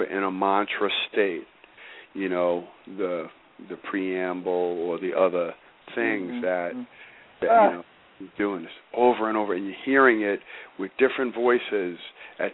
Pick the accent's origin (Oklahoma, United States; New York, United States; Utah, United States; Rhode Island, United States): New York, United States; New York City; I grew up in New York City